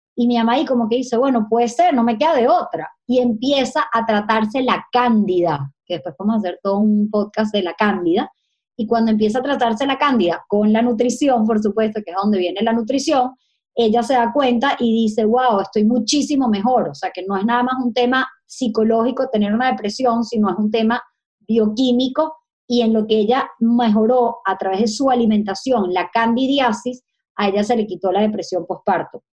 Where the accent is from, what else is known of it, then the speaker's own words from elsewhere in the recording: Caracas, Capital District, Venezuela; moved away; Yo estudio en la central, yo soy súper usevista